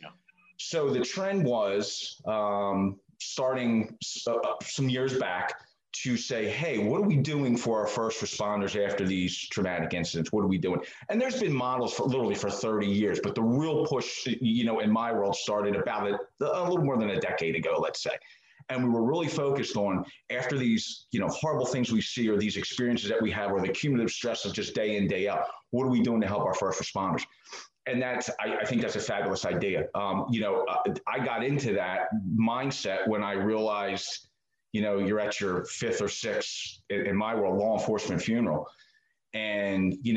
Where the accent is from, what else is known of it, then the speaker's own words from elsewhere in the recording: Marcus Hook, Pennsylvania, United States; moved away as an adult; also born or lived in Maryland; I am originally from the Philadelphia area. I grew up in a place called Marcus Hook, which is just south of Philly.